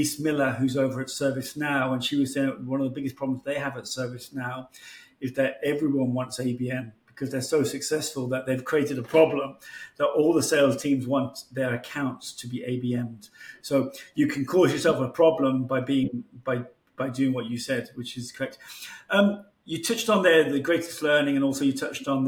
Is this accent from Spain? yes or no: yes; Spain; In my country, in Spain.